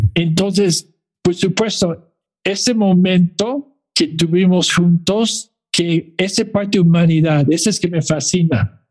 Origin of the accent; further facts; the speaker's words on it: Mexico City, Mexico; now in Toronto, Canada; yo soy chilango de Toronto